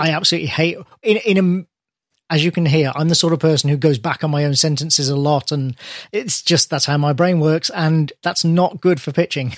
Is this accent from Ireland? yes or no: no; United Kingdom; British person here